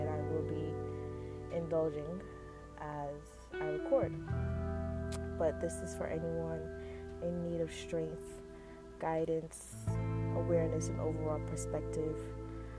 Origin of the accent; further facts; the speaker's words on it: New York City, New York, United States; I was born in Brooklyn, New York, which has definitely had a huge influence on my life and how I carry myself today. I grew up in an apartment with my family in Flatbush, Brooklyn